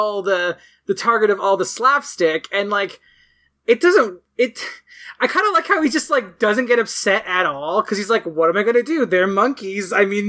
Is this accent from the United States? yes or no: no; Canada; As a Canadian